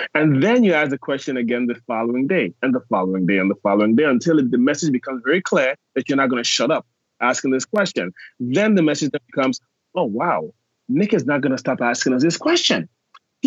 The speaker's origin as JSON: {"language": "English", "country": "U.S. Virgin Islands", "said": "I am from St. Thomas in the U.S. Virgin Islands."}